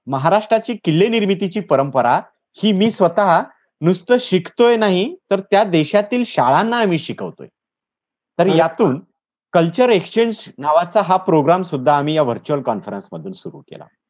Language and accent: Marathi; Latur district, Maharashtra, India; moved away as an adult; now in Satara, India; मूळचा लातूर जिल्ह्यातला आहे सर. मी नोकरी निमित्त सातारा जिल्ह्यात आहे